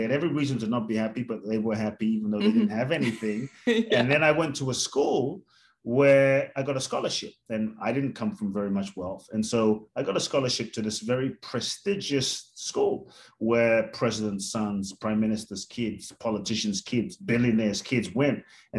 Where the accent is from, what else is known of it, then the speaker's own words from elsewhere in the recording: London, United Kingdom; now in Mexico; I was born in Ghana, West Africa. My father's from Ghana, my mother's Japanese. I grew up in London, the US, now partly Mexico also.